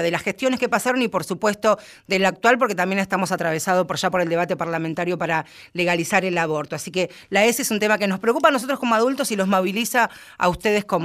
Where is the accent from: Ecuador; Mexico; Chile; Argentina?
Argentina; nosotros que somos porteñas o bonaerenses